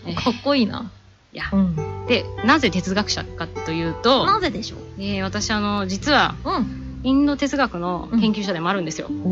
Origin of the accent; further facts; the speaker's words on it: Oyama, Tochigi, Japan; also born or lived in United States; 私は、はい、あのー、小山でね生まれ育った